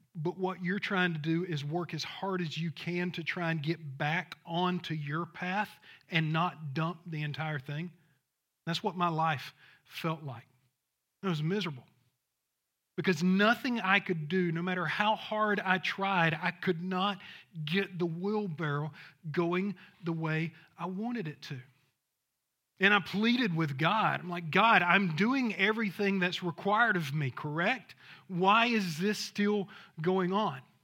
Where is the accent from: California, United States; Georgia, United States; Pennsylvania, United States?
Georgia, United States; Thomasville; I'm from Thomasville, Georgia, if you know where that's it, Southwest Georgia